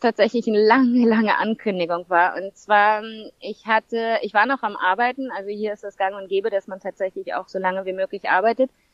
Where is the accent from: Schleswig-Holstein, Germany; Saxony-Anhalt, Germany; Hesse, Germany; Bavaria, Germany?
Schleswig-Holstein, Germany; St. Peter-Ording; moved away as an adult; now in Zanzibar, Tanzania; Ich bin ursprünglich aus Norddeutschland, St. Peter-Ording. Dort bin ich geboren und aufgewachsen.